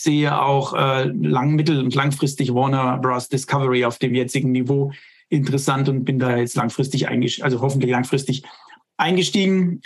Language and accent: German; Germany; hier bei uns in Deutschland